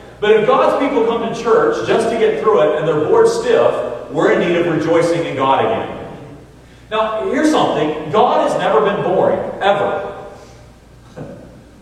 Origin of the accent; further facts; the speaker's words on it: North Carolina, United States; now in Roanoke, United States; I grew up in North Carolina, and I've lived almost as much time in Roanoke as I have in North Carolina